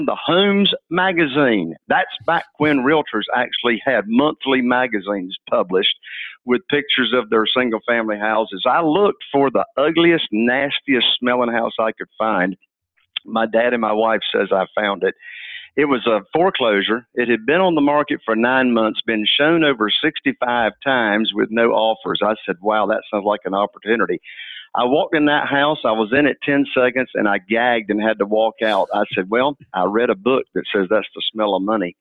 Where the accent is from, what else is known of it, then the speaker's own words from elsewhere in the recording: Morehead City, North Carolina, United States; This is where I was born and raised. It's a real small town. Morehead City itself only has 8,000 people